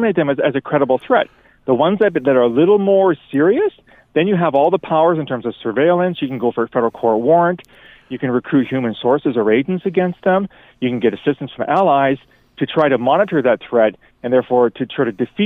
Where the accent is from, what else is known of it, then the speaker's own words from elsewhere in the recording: Canada; being Canadian